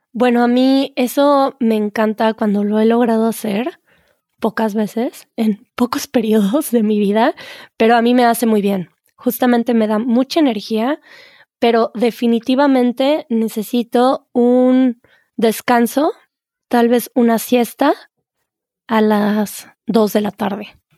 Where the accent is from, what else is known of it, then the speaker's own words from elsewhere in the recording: Mexico; en México decimos eso